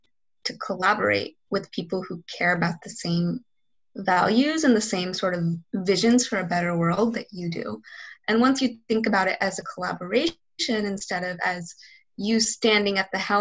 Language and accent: English; Charlotte, North Carolina, United States; I grew up in South Charlotte